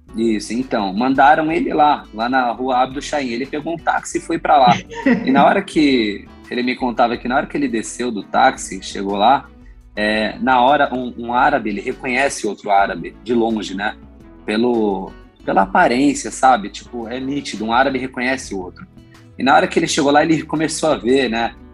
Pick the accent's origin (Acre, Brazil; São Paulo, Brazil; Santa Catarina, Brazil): São Paulo, Brazil; eu e meu irmão somos brasileiros, nascemos aqui